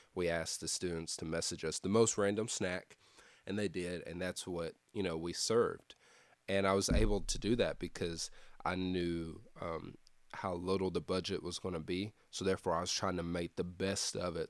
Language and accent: English; Lexington, Tennessee, United States; moved away as an adult; also born or lived in Cleveland, Tennessee; my hometown, Lexington, Tennessee